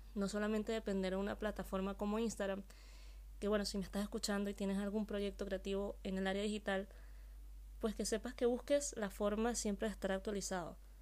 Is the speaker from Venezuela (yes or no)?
yes; Venezuela; moved away as an adult; now in Spain; Yo soy venezolana y hace tres años vivo aquí en España.